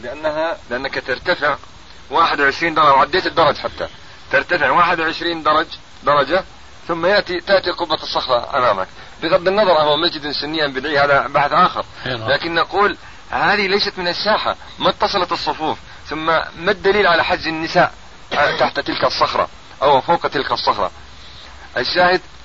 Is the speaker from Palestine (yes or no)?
yes; Ramallah district, Ramallah and al-Bireh Governorate, Palestine; نحن من قضاء رام الله